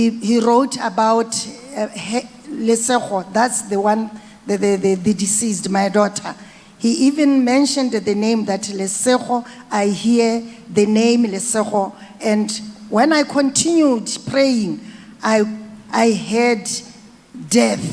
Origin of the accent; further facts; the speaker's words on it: Botswana; I come from Botswana